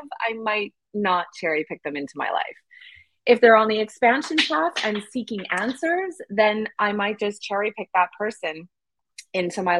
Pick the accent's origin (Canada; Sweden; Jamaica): Canada; I'm white Canadian